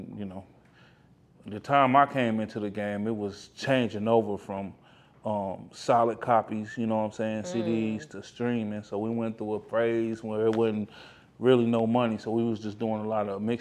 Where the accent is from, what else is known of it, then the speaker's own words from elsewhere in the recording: Midwest, United States; I'm from the Midwest